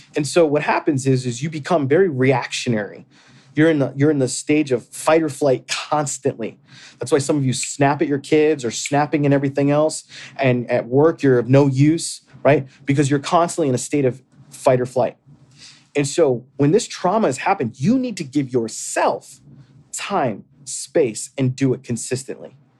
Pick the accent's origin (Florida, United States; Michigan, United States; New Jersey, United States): Florida, United States; moved away; I grew up in Florida